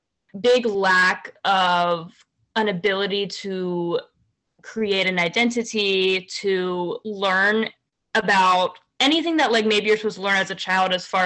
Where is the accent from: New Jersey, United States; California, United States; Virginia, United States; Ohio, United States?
Virginia, United States; now in New York City, United States; I grew up in Virginia. So like suburbs